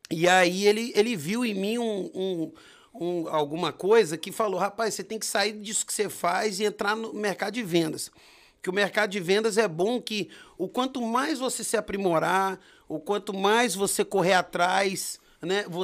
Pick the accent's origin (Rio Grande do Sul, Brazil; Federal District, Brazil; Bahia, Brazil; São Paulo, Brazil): Federal District, Brazil; Brasília; born there; Eu sou nascido em Brasília, né? Distrito Federal, Asa Sul, no São Lucas